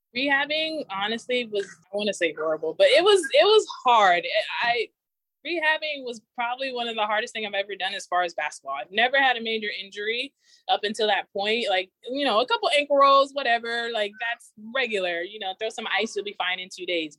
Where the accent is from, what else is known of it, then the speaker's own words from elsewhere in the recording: Inland Empire, California, United States; moved away as an adult; also born or lived in Oregon; I grew up in the Inland Empire